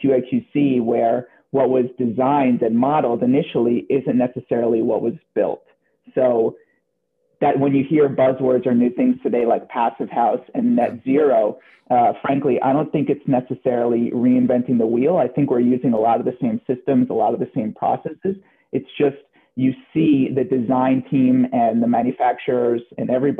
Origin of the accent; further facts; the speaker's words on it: New Jersey, United States; I grew up in New Jersey across the water